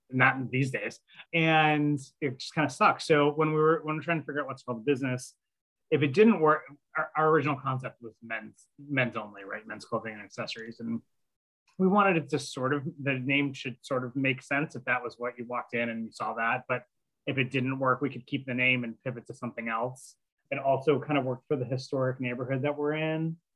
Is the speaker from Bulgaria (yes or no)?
no; Buffalo, New York, United States; Buffalo, went to college in Alfred. I, I have a degree in horticulture.